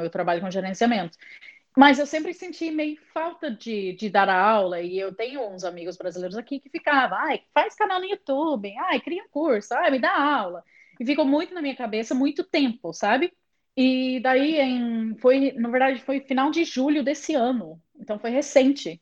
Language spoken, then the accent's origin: Portuguese; England, United Kingdom; Portuguese is a second language; moved away as an adult; also born or lived in Londrina, Brazil; now in London, United Kingdom; eu sou britânica, de família britânica